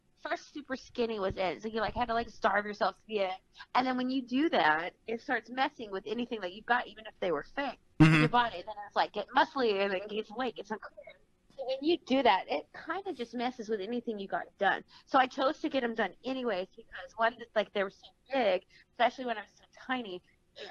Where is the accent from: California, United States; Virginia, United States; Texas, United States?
Texas, United States; Fort Worth; I'm from Texas